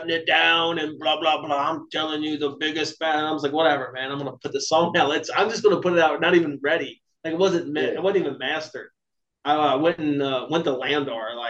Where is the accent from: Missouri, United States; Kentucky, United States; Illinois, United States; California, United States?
Kentucky, United States; moved away as an adult; now in Florida, United States; I'm from Kentucky, and I was moving to Florida